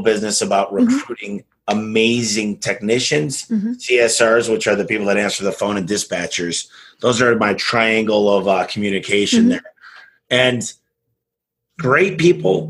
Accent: Michigan, United States; now in Phoenix, United States; I'm from Michigan

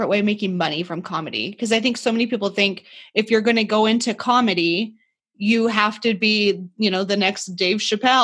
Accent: Burley, Idaho, United States; I grew up in Burley

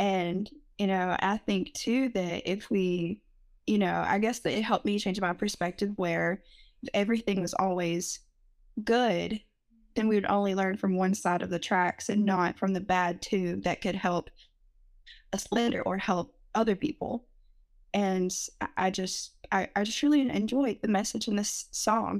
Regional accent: Rutherford County, North Carolina, United States; I'm from Rutherford County, a very small town

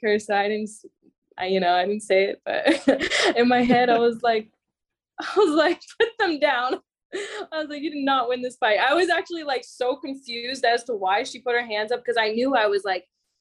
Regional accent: Florida, United States; I'm from Florida

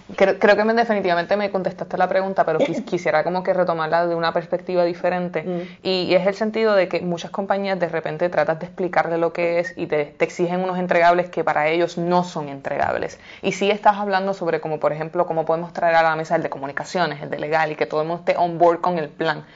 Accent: Puerto Rico; escuché de un proyecto que se estaba generando en mi país, Puerto Rico

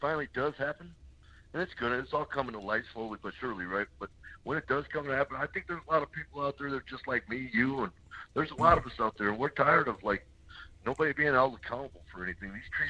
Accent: Detroit, Michigan, United States; now in Maricopa, United States; I'm actually from Michigan over by Detroit, but I moved out here about 18 years ago just to start my life over

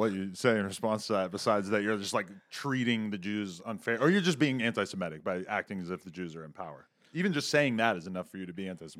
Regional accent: New Hampshire, United States; I'm from New Hampshire

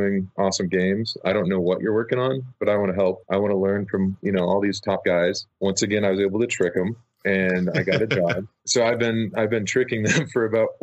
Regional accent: Nebraska, United States; moved away as an adult; now in California, United States; I'm from Nebraska, which is not a place that a lot of people come from and go to California necessarily

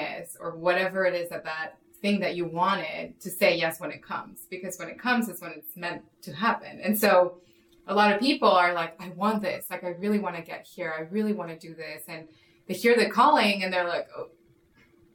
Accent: Mexico; moved away; I grew up in Mexico where it's very Catholic

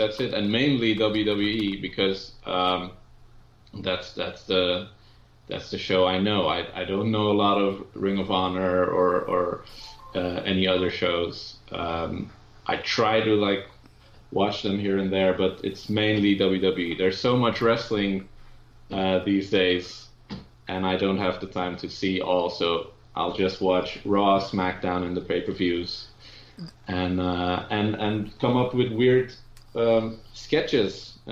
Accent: Netherlands; I'm from the Netherlands

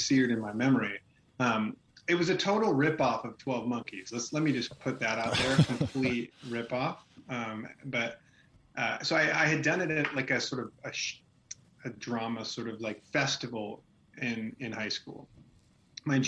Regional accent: Manteca, California, United States; also born or lived in Chicago, United States; now in Indiana, United States; I grew up in Manteca

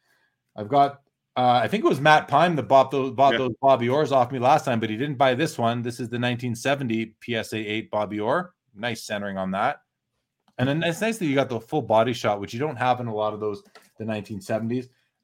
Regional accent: Canada; Yeah, basically, Kurt, you know, as a Canadian vendor, I will take your Canadian dollars

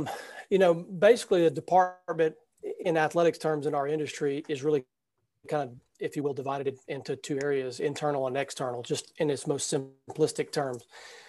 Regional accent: Louisiana, United States; So I'm from Louisiana, went to Northwestern State, which is in Louisiana, left to go to Texas to work at the Southland Conference for a year, and then came back to the state of Louisiana

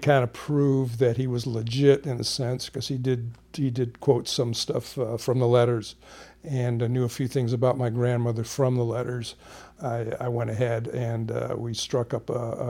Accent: Atlanta, Georgia, United States; I'm from Atlanta, Georgia.

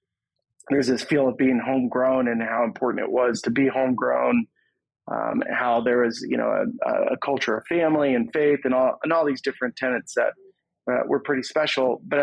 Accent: Santa Barbara, California, United States; That was my hometown summer collegiate team.

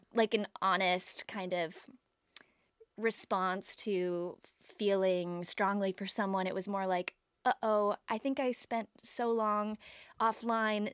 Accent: Toledo, Ohio, United States; I'm from Toledo, Ohio

